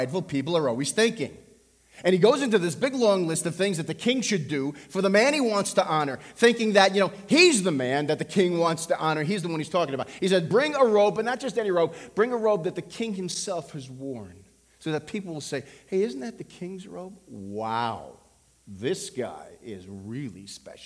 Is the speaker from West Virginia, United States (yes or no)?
no; Levittown, New York, United States; I grew up on Long Island. I went to school in Levittown.